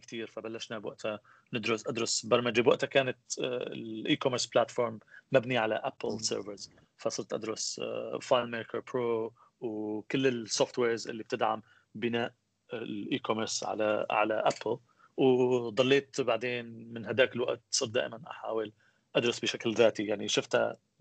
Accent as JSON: {"language": "Arabic", "town": "Aleppo", "region": "Aleppo Governorate", "country": "Syria", "tie": "born or raised there", "also_born_or_lived": "United States / Houston", "moved": "as an adult", "said": "أنا من مواليد حلب بسوريا أه، عشت بحلب لحد آه، عمر ال 21"}